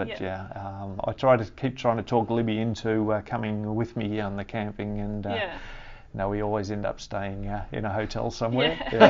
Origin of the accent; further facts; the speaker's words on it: Geelong, Victoria, Australia; also born or lived in Ballarat; So when I was about, I think about 8 or 9, we shifted to Geelong and grew up in Belmont, Highton